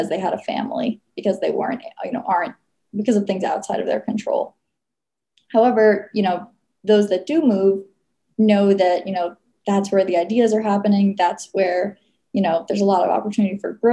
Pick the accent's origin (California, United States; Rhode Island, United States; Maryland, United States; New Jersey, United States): New Jersey, United States; moved away as an adult; also born or lived in Massachusetts; now in Austin, United States; I'm originally from New Jersey